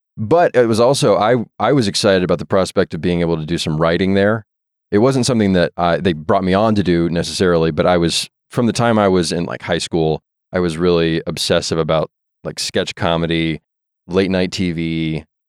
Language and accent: English; Jonesboro, Arkansas, United States; moved away; also born or lived in Morrilton, Arkansas / Arkadelphia, Arkansas; Did most of my growing up in Northeast Arkansas, a little town called Jonesboro, Arkansas, where Arkansas State is